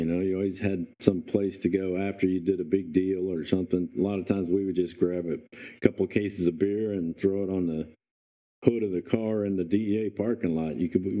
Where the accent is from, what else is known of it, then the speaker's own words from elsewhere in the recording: Indiana, United States; moved away; I'm from Indiana and grew up spending a lot of my summers on my grandparents' farm, a dairy.